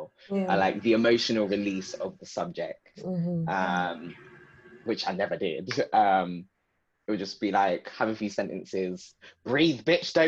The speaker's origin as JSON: {"language": "English", "region": "London", "country": "United Kingdom", "tie": "born or raised there", "said": "growing up where I've grown up. Growing up in Southeast London."}